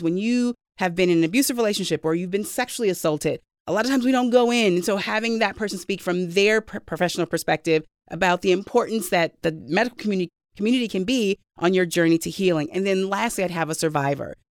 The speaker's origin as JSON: {"language": "English", "town": "Saint Paul", "region": "Minnesota", "country": "United States", "tie": "born or raised there", "said": "I grew up in Saint Paul"}